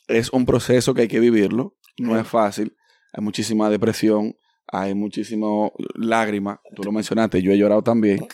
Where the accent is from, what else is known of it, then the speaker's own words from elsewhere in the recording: New York, United States; yo ya nací de aquí, yo soy hispano, como quiera que sea, yo soy dominicano